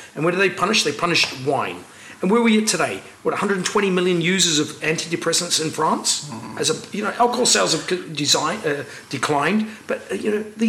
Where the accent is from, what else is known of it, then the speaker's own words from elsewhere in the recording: New Zealand; also born or lived in Henderson, New Zealand; now in United Kingdom; And I'm a Kiwi